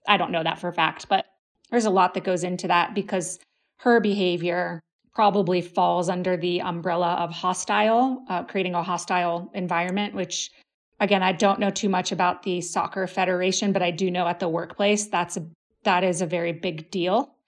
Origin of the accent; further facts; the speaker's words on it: United States; We're American